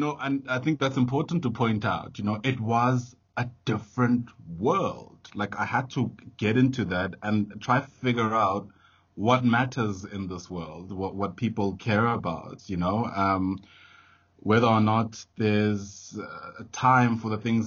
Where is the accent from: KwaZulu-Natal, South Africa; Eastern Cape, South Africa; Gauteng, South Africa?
Gauteng, South Africa; Johannesburg; I come from Alex